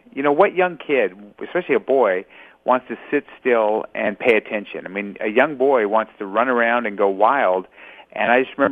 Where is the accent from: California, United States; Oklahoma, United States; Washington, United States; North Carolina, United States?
California, United States; Los Angeles; born in Los Angeles. So California born and raised